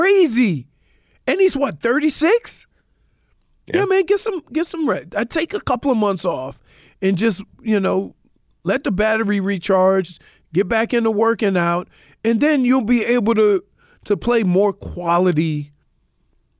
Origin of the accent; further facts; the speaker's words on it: Louisiana, United States; moved away as an adult; now in Florida, United States; I'm from Louisiana